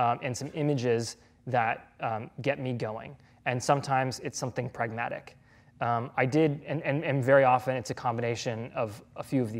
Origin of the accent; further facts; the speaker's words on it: New England, United States; it'll probably have to take place in New England because that's where I'm from